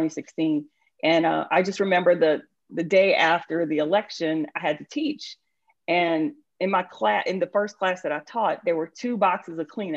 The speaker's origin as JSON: {"language": "English", "town": "New Orleans", "region": "Louisiana", "country": "United States", "tie": "born or raised there", "moved": "as an adult", "lives_now": "Snellville, United States", "said": "So I am originally from New Orleans. I was born and raised in New Orleans"}